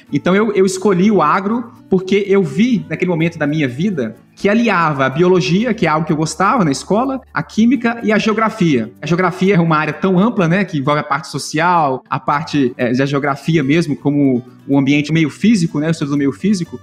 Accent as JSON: {"language": "Portuguese", "town": "Uberlândia", "region": "Minas Gerais", "country": "Brazil", "tie": "born or raised there", "moved": "as an adult", "lives_now": "Columbia, United States", "said": "eu nasci é, na cidade de Patos de Minas, em Minas Gerais, próximo da região de Uberlândia, Triângulo Mineiro ali, né? E fui criado em Uberlândia."}